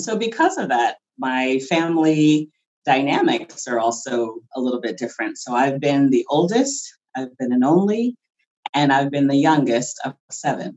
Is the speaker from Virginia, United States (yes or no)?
no; Philadelphia, Pennsylvania, United States; also born or lived in Los Angeles, California; I was originally from Los Angeles, California, but I grew up in Philadelphia